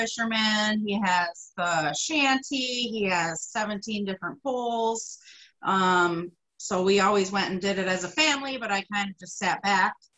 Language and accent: English; Greece, New York, United States; I grew up in Greece.